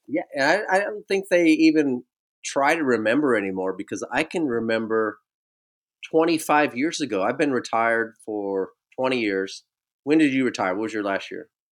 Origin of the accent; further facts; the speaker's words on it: Bay Area, California, United States; Growing up in the Bay Area